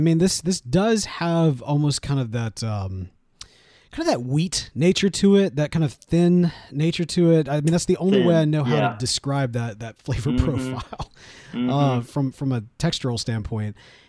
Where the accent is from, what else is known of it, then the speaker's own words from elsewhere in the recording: Mississippi, United States; moved away as an adult; now in Houston, United States; born and raised in Mississippi for the vast majority of my life